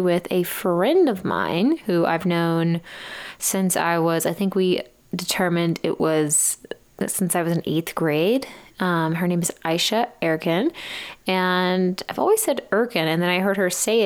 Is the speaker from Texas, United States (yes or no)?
yes; East Texas, United States; we grew up in East Texas